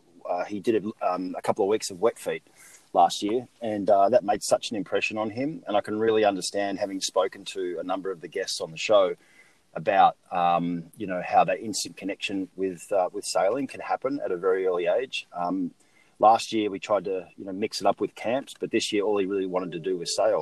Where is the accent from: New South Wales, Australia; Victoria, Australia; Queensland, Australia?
New South Wales, Australia; Sydney; moved away; I've obviously as a kid growing up in Australia